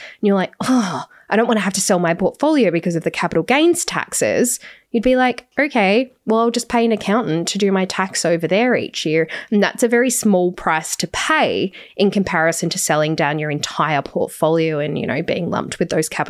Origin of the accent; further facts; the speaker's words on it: Australia; And the reason for that is because I'm only Australian.